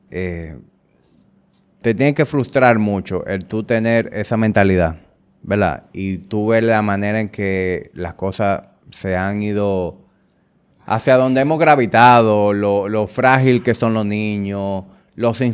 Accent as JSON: {"language": "Spanish", "town": "Santo Domingo", "region": "Distrito Nacional", "country": "Dominican Republic", "tie": "born or raised there", "said": "Yo crecí en Cuesta Hermosa 2."}